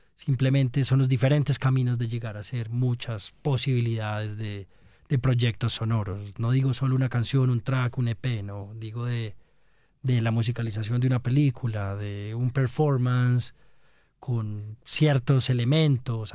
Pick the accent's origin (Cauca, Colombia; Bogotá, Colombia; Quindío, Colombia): Quindío, Colombia; Armenia; moved away as an adult; also born or lived in Germany; yo nací en Armenia